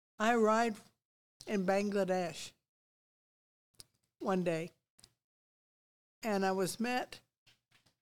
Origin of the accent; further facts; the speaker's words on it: United States; moved away as an adult; also born or lived in Papua New Guinea; I'm an American